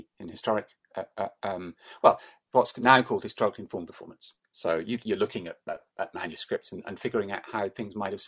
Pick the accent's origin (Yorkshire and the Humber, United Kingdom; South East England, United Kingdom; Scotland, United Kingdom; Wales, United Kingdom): Scotland, United Kingdom; Glasgow; I grew up in Glasgow